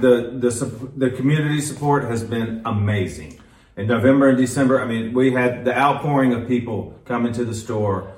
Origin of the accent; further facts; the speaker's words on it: Quincy, Florida, United States; also born or lived in Atlanta / Tallahassee; I grew up in Quincy